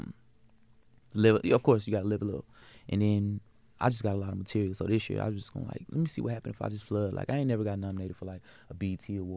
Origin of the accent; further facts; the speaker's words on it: Atlanta, Georgia, United States; I'm from Atlanta, so I'm a Georgia boy